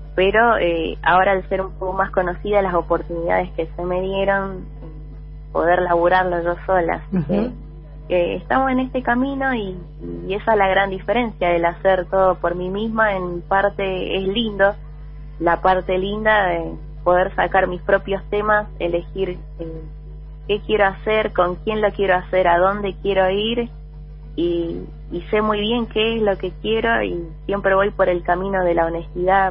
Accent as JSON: {"language": "Spanish", "region": "Buenos Aires", "country": "Argentina", "tie": "born or raised there", "said": "yo nací en Capital Federal, en Buenos Aires. Soy del barrio de San Telmo"}